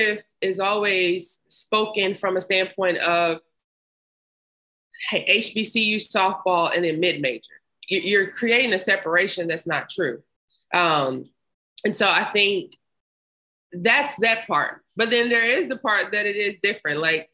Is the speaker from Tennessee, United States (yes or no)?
yes; Memphis, Tennessee, United States; I grew up in Memphis